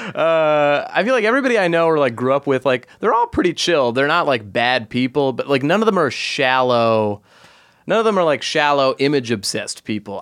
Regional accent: Los Angeles, California, United States; I'm from Los Angeles. I was born in Los Angeles

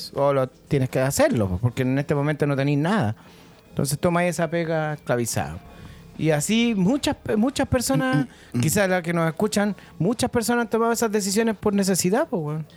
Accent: Santiago, Santiago Metropolitan Region, Chile; vengo de La Pintana

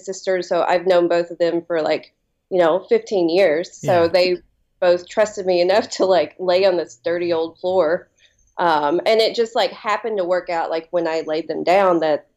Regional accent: Appalachia, southeastern Kentucky, United States; now in Kentucky, United States; I grew up in like southeastern Kentucky and Appalachia.

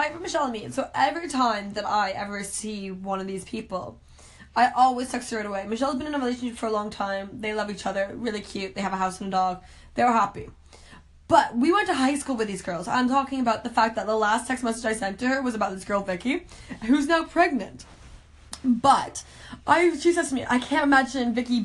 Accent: Canada; I'm from Canada

